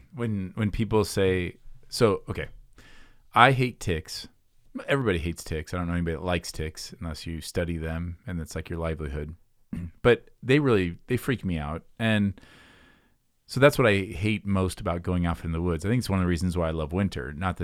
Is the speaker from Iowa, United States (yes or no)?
yes; Iowa, United States; moved away; I mean, I grew up in Iowa.